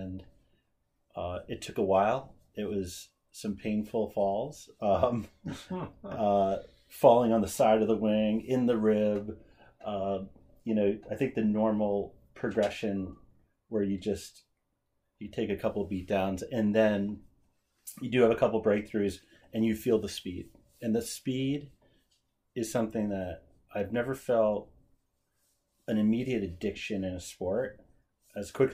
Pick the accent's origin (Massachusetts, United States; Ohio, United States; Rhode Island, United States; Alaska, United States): Massachusetts, United States; Cape Cod; When I grew up on Cape Cod